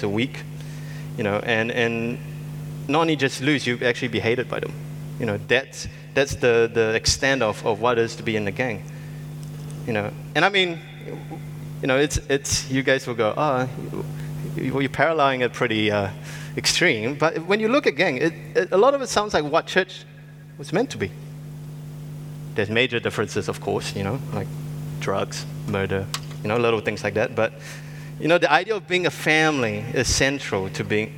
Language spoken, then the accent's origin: English; Singapore; I grew up in Singapore